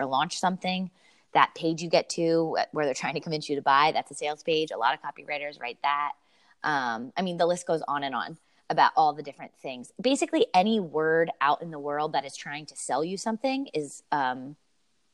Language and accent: English; Lancaster, Pennsylvania, United States; also born or lived in Denver, Colorado; now in Philadelphia, United States; I'm from Lancaster, Pennsylvania originally, but my husband and I lived in Denver for the past 8 years out in Colorado